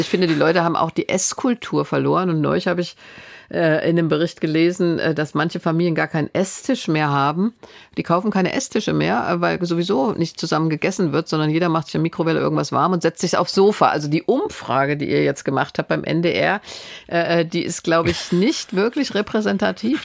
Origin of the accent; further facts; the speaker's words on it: Stadtallendorf, Hesse, Germany; moved away; ich komme ja aus der Stadt, in der Ferrero ist